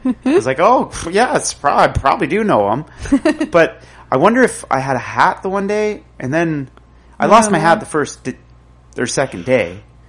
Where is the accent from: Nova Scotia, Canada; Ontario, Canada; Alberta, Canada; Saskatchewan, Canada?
Ontario, Canada; Tweed; I'm from Tweed.